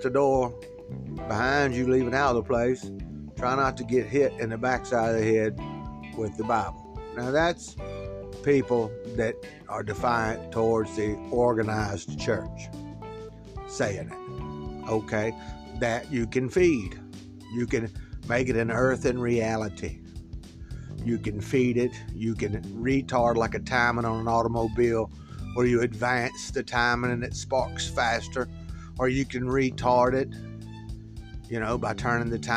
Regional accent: United States; I'm American. I was born American

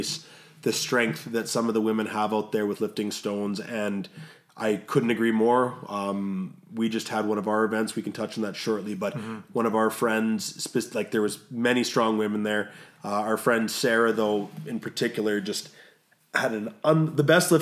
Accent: Canada; accent: Canadian; My Canadian accent

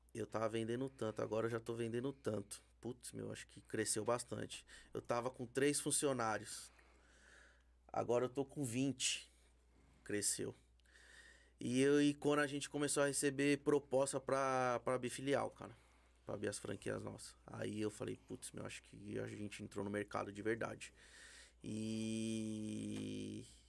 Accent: Brazil; A gente é brasileiro

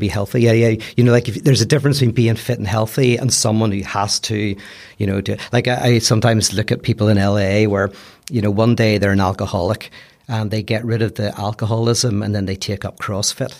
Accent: Belfast, Northern Ireland, United Kingdom; accent: Belfast; moved away as an adult; also born or lived in United States; now in Los Angeles, United States; fifteen years, and I still sound like I'm from Belfast

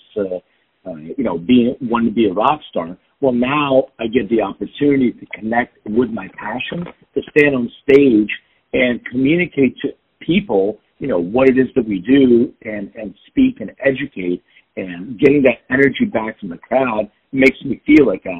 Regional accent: Philadelphia, Pennsylvania, United States; moved away as an adult; now in Los Angeles, United States; I'm from Philadelphia, and it brought me

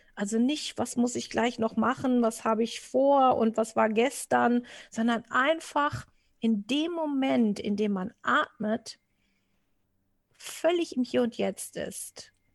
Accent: Portugal; also born or lived in Wistinghauser Senne area, Germany; now in Germany; für mich als äh, Portugiese

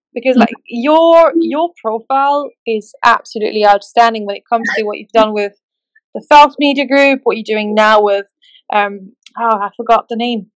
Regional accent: Newmarket, East of England, United Kingdom; I was born in Newmarket in England.

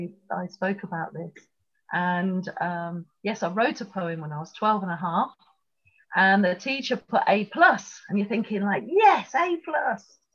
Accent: Kettering, East Midlands, United Kingdom; also born or lived in Tripoli, Libya; I'm from Kettering

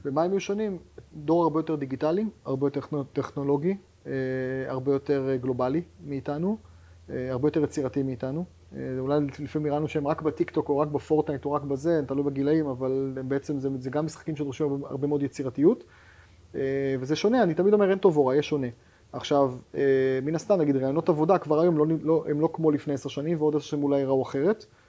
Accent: Haifa, Haifa District, Israel; אני חיפאי במקור

